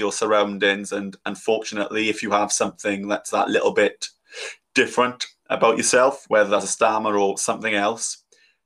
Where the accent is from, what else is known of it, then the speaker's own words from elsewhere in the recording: South Wales, United Kingdom; I'm from South Wales